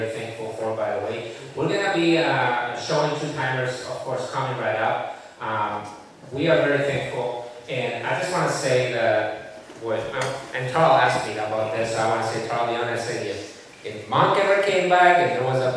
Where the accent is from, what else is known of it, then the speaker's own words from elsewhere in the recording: Spain; now in United States; I'm from Spain, I'm a chorizo type guy